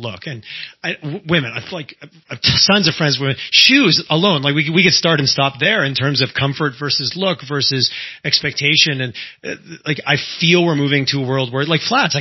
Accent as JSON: {"language": "English", "town": "Montreal", "region": "Quebec", "country": "Canada", "tie": "born or raised there", "said": "I grew up in Montreal where things might be a little bit different there"}